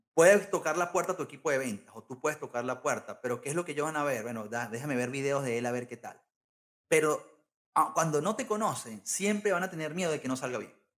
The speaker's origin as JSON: {"language": "Spanish", "country": "Venezuela", "also_born_or_lived": "London"}